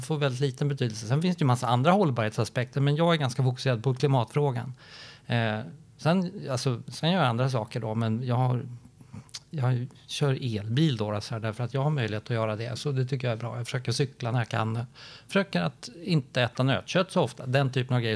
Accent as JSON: {"language": "Swedish", "town": "Gothenburg", "region": "Västra Götaland", "country": "Sweden", "tie": "born or raised there", "said": "din och min hemstad Hans, Göteborg"}